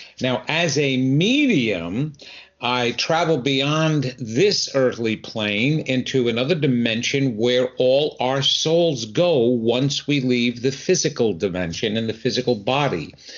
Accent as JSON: {"language": "English", "region": "New York", "country": "United States", "said": "even though you will tell very shortly by my accent that I'm not originally from here, I'm from the New York area. And my wife and I moved here about 26 years ago."}